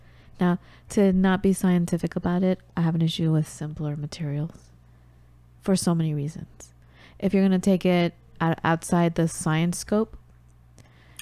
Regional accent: Los Angeles, California, United States; accent: American; growing up in the United States

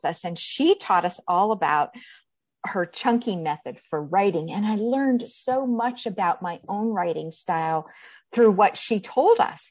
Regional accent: northwestern Pennsylvania, United States; now in South Carolina, United States; I grew up in northwestern Pennsylvania

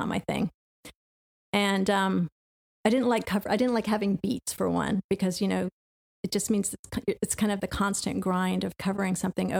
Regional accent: Knoxville, Tennessee, United States; moved away; also born or lived in Bronx, New York / Augusta, Georgia; Although I grew up in Knoxville, Tennessee, okay. So it wasn't. It's not like I had culture shock or something.

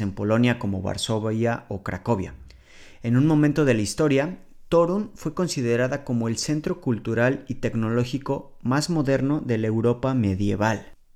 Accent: Mexico City, Mexico; moved away as an adult; now in Poland; provengo de la Ciudad de México

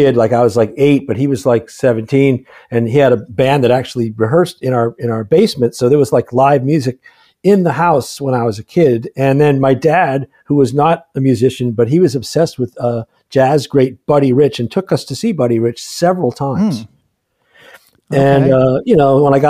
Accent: Boston, Massachusetts, United States; growing up in Boston

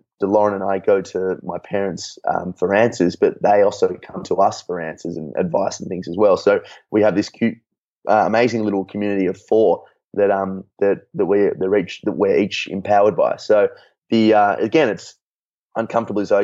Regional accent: Melbourne, Victoria, Australia; I was born here in Melbourne, which I still currently reside.

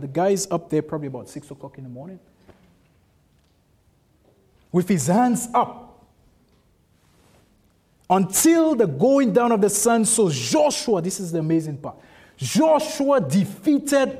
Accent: St. Lucia; I'm from St. Lucia

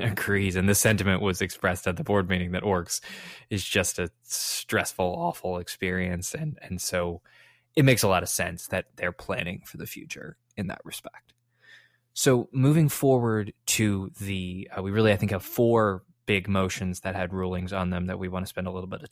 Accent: Chicago, Illinois, United States; I was born in Chicago. My family's all from Chicago.

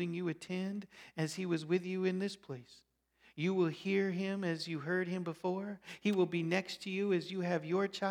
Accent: Colorado, United States; moved away as an adult; also born or lived in Chicago, Illinois / Alberta, Canada; now in Nebraska, United States; I grew up in Colorado. I lived 8 years in Chicago, 10 years in Alberta, Canada, and now 11 years in Nebraska

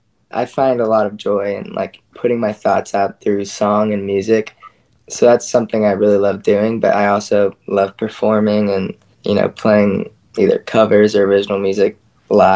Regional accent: Austin, Texas, United States; I'm from Austin.

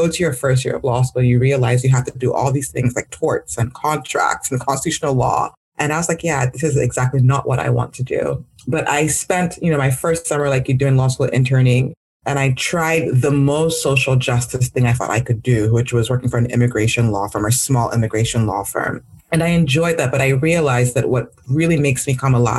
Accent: Nigeria; now in United States; growing up in Nigeria

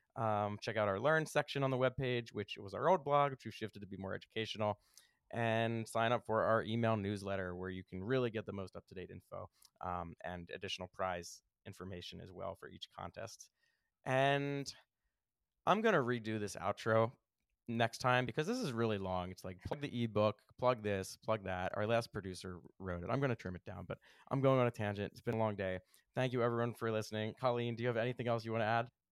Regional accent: Philadelphia, Pennsylvania, United States; I'm from Philly

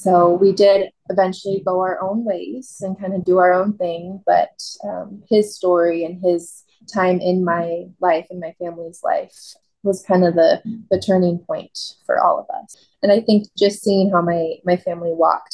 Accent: McMinnville, United States; I was born and raised in McMinnville, lived there all through high school

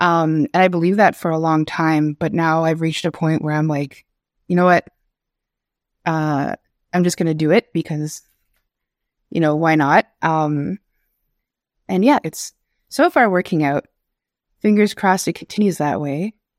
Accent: Kitigan-Zibi, Quebec, Canada; My pronouns are they, them, and she, her. I'm Algonquin from Kitigan-Zibi, and I work as an illustrator and digital artist

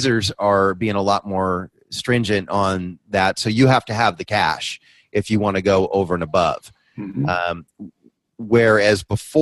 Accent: San Francisco Bay Area, California, United States; now in San Diego, United States; I'm originally from the San Francisco Bay Area

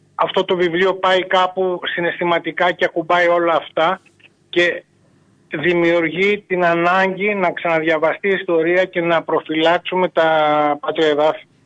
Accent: Greece; now in Lesbos, Greece; κινδυνεύσαμε σαν Έλληνες στα, σημεία που, στα νησιά που ζούμε

